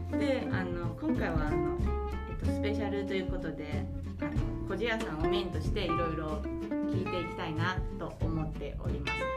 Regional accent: Taiwan; now in Japan; 台湾人も共感です

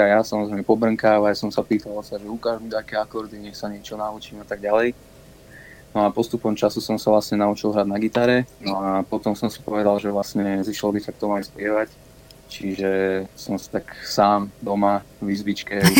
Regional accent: Banská Belá, Banská Bystrica Region, Slovakia; Som zo stredného Slovenska, ja som z dediny blízko Banskej Šiamice, ktorá sa volá Banská Bela.

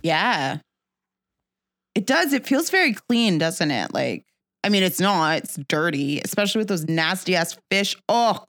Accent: Jamaica; I'm Jamaican

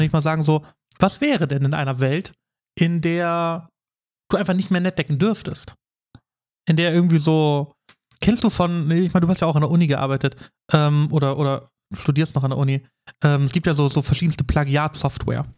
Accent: Bremerhaven, Bremen, Germany; moved away; Also ich komme ja ursprünglich aus Bremerhaven.

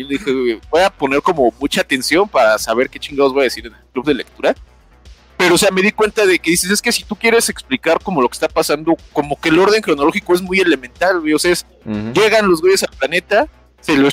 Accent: Monterrey, Nuevo León, Mexico; Yo soy de Monterrey.

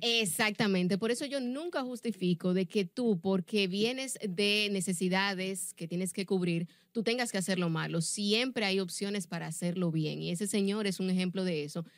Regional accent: Dominican Republic; nosotros como República Dominicana

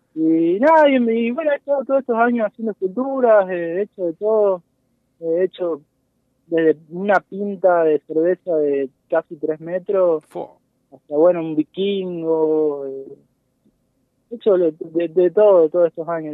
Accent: San Carlos, Mendoza, Argentina; moved away; yo soy oriundo de, un pueblito de Mendoza, de San Carlos. Eh, ahí nací, y ahí me, fui con mis viejos

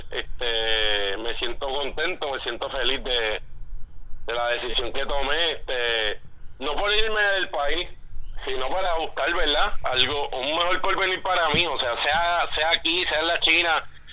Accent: Puerto Rico; moved away as an adult; now in Florida, United States

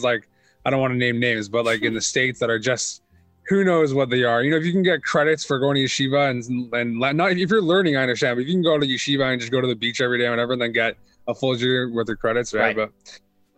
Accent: Edmonton, Alberta, Canada; also born or lived in Israel; So I'm from Edmonton, which is a very small city. Well, it's not really a very small city by Canadian standards, but I guess by world standards, it's a small city, about 1 million people. Very small Jewish community, though. And I grew up here

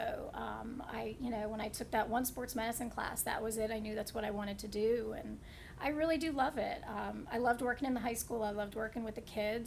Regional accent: northwest New Jersey, United States; now in West Palm Beach, United States; Home is New Jersey. I grew up in the northwest tip of Jersey on a 100-acre dairy farm.

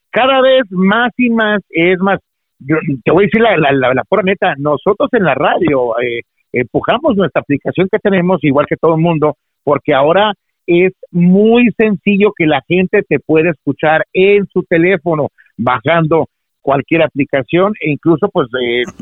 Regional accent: Los Angeles, California, United States; yo nací en Los Ángeles, California. Eh, yo crecí escuchando a, los locutores, por ejemplo, como al Cucuy de la mañana, a Humberto Luna

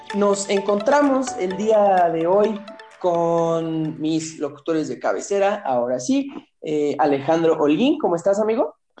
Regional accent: Ecatepec de Morelos, State of Mexico, Mexico; moved away; de donde yo vengo, el bonito municipio de Catepec de Morelos

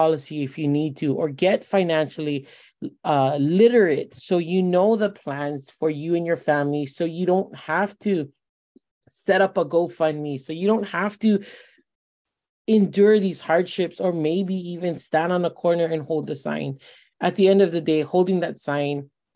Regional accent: West Side, Hawaii, United States; I was born and raised on the West Side.

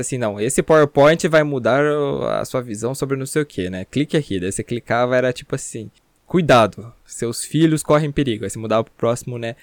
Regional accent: Paranaguá, Paraná, Brazil; na minha cidade natal, Paranaguá

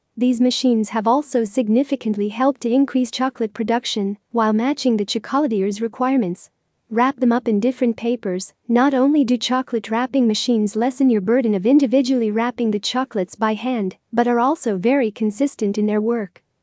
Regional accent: Lebanon; from Lebanon.

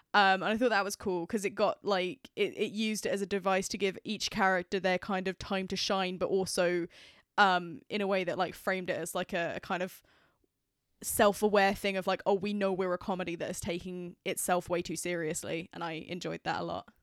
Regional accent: United Kingdom; I am British.

